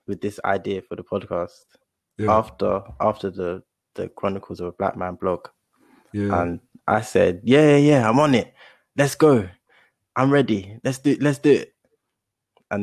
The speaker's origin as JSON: {"language": "English", "town": "Gravesend", "region": "South East England", "country": "United Kingdom", "said": "I'm from Kent. So yeah, obviously Southeast, specifically Gravesend"}